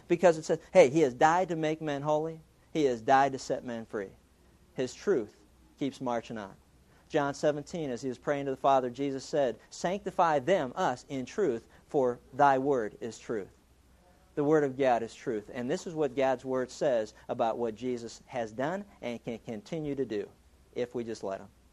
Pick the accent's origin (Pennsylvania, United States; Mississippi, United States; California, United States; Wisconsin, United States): Pennsylvania, United States; Pittsburgh; growing up in Pittsburgh, we, we used to steal everything.